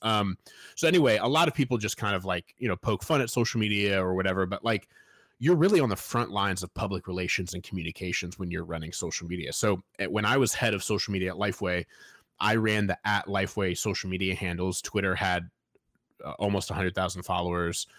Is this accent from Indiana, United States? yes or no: yes; Fort Wayne, Indiana, United States; I grew up in Fort Wayne, Indiana